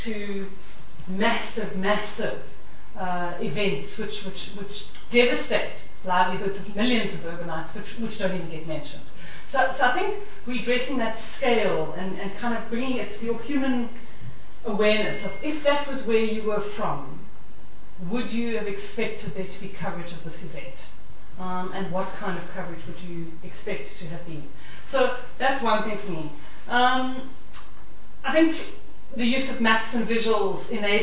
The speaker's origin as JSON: {"language": "English", "country": "South Africa", "accent": "South African", "said": "You can hear I'm a South African"}